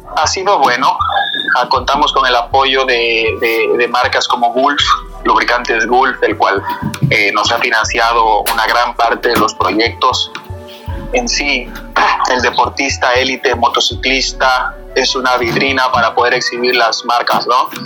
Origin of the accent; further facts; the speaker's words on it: Quito, Pichincha, Ecuador; yo soy nacido de Quito, de padre imbabureño